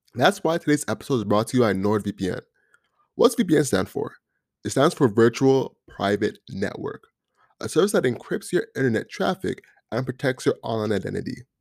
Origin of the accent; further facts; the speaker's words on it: Canada; also born or lived in Jamaica; I'm from Canada, um, through Jamaica